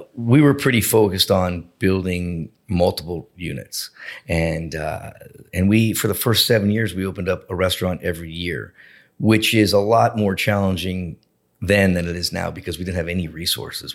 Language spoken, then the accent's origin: English; Boca Raton, Florida, United States; I grew up in Boca Raton